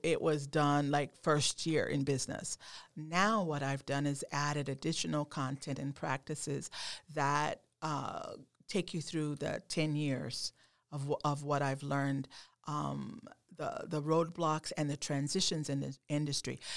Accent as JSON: {"language": "English", "region": "Oklahoma", "country": "United States", "tie": "born or raised there", "also_born_or_lived": "New England", "moved": "yes", "said": "growing up in Oklahoma, um, not far from Texas"}